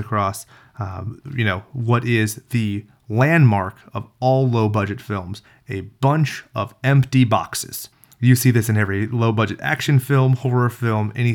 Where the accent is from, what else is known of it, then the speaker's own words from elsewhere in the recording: California, United States; we're from California